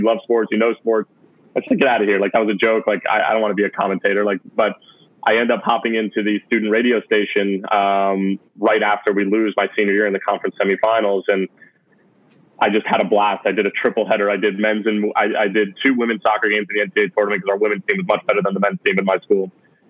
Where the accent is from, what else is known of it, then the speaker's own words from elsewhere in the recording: New Jersey, United States; moved away; I'm from New Jersey originally